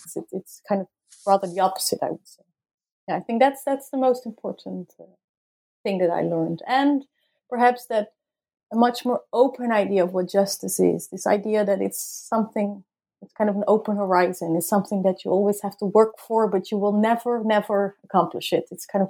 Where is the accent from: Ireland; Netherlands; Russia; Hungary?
Netherlands; And also I did inform the tribunals, okay, I'm from the Netherlands and I'm here to study the trial.